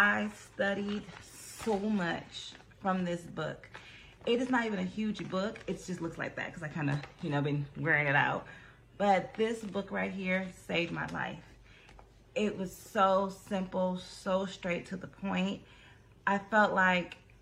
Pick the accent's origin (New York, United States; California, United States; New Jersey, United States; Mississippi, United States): California, United States; I'm from California